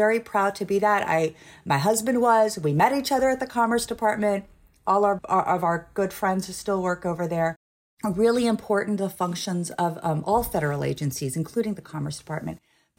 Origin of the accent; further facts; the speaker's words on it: Iran; born there; Yeah, so I was born in Iran. My parents are Iranian.